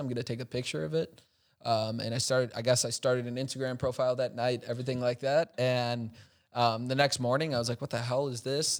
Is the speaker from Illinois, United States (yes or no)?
yes; Chicago, Illinois, United States; now in Milwaukee, United States; I'm originally from Chicago